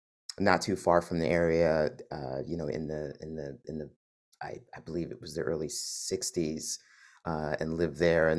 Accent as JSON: {"language": "English", "town": "Philadelphia", "region": "Pennsylvania", "country": "United States", "tie": "born or raised there", "said": "So I grew up over on Cherokee, just off of Johnson"}